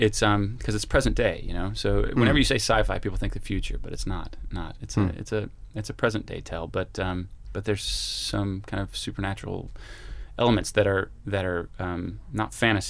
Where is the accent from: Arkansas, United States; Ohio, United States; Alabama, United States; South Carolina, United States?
Arkansas, United States; Little Rock; I just grew up in the suburbs of Little Rock, and I went to the multiplexes, and I grew up on Spielberg.